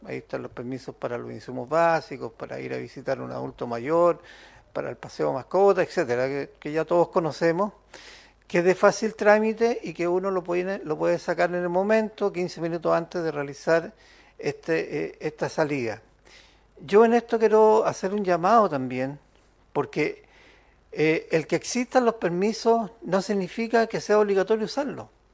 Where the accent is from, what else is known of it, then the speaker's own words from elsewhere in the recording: Chile; como chilenos